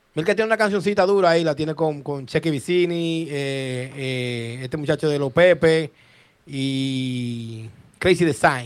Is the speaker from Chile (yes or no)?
no; Dominican Republic